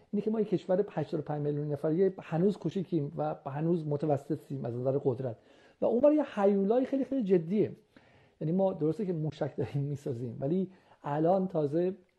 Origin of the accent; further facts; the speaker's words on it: Iran; moved away as an adult; also born or lived in United Kingdom; من سال 79 از از ایران اومدم درسم رو موقع تمام کرده بودم تو ایران